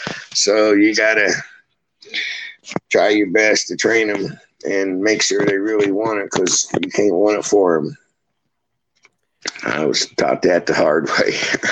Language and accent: English; West Virginia, United States; born there; also born or lived in Florida; He helped me a lot in Florida, because that's where I spent 50 years. Besides, I was born in West Virginia. That's where I'm at now.